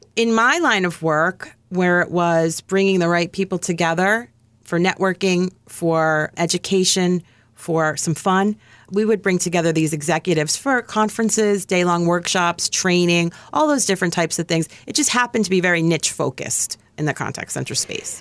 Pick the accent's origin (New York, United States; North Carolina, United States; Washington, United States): New York, United States; I'm from New York.